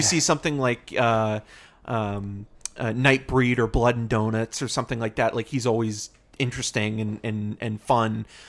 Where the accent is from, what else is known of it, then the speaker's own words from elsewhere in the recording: Toronto, Ontario, Canada; born there; I mean, I was born in Toronto, so.